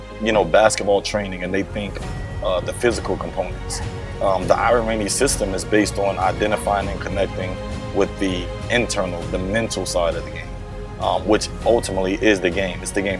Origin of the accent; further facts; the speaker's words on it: North Carolina, United States; born there; also born or lived in England; I was born in North Carolina, but I've moved all over the world globally. My mom ended up having an opportunity to work overseas in Europe, and I ended up living in England for about 8 years.